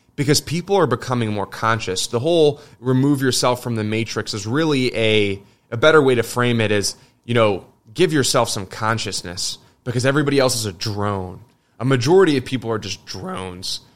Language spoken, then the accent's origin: English; United States; me as an American